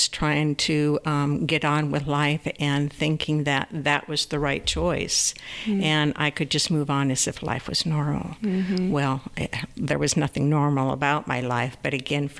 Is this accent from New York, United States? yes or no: yes; New York, United States; I was born in New York State